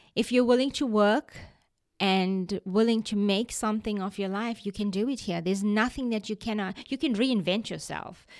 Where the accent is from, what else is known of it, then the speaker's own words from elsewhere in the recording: Durban, KwaZulu-Natal, South Africa; moved away as an adult; also born or lived in South Florida / Canada; now in Tupelo, United States; I was born in Durban, South Africa. We have lived in the United States now for over 25 years